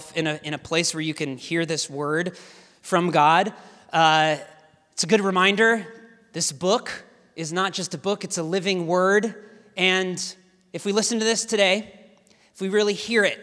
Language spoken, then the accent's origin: English; Portland, Oregon, United States; I hail from Portland, Oregon